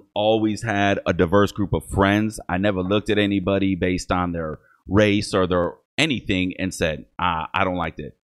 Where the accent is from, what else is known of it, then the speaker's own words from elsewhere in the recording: Toledo, Ohio, United States; first language English; I'm also German on my mother's side, but I grew up with my Mexican family here